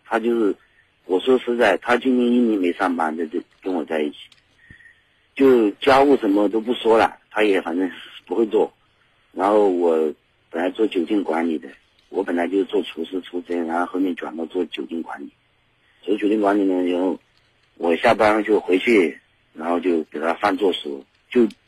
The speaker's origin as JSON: {"language": "Chinese", "region": "Yunnan", "country": "China", "said": "就我来自云南"}